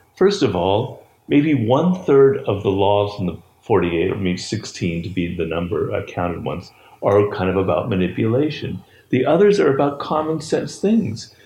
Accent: Los Angeles, California, United States; I grew up in Los Angeles

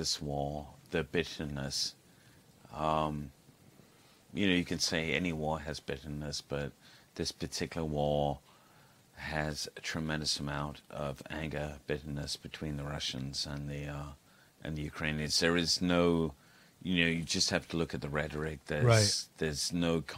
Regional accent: United States

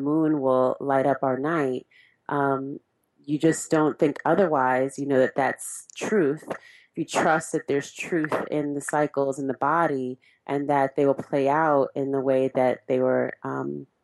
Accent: California, United States; I'm from California, and in Cali

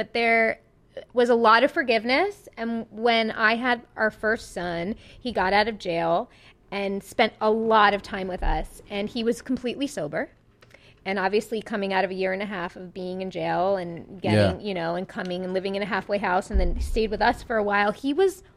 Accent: Long Island, New York, United States; born or raised there; accent: Long Island

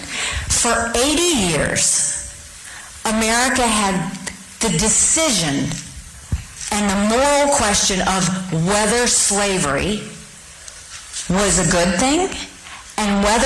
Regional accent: the South, United States; as a Southerner

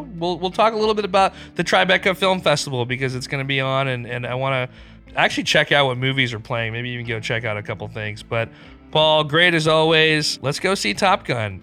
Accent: Pakistan; moved away; I grew up in Pakistan. I go back a few times a year

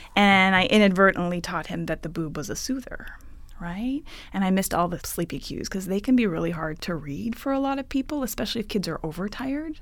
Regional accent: Ottawa, Ontario, Canada; moved away as an adult; now in California, United States; I'm originally from Ottawa, Ontario, Canada.

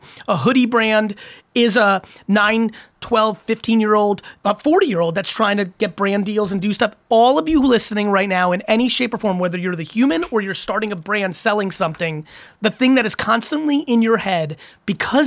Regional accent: Edison, New Jersey, United States; also born or lived in Queens, New York / Belarus; I grew up in Queens and then Edison, New Jersey

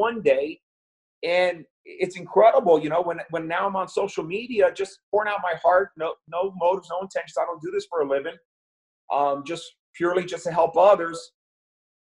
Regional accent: New York, United States; I was born in the Bronx in New York

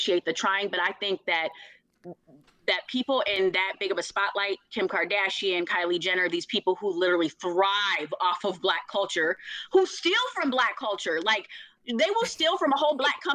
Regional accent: Minneapolis, Minnesota, United States; from North Minneapolis, nobody cared that I considered myself Black

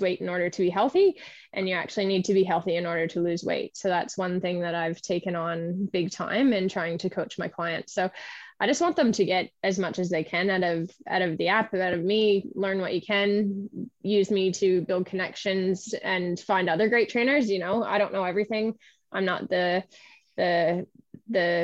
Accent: East Coast of Canada, Canada; moved away; I am originally from the East Coast of Canada

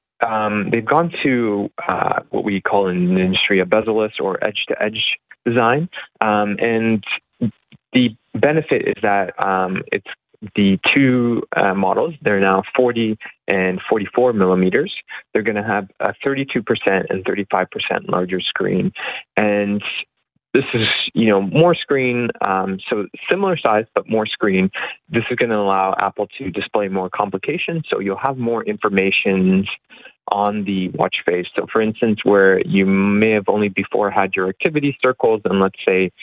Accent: Canada; even as a Canadian consumer

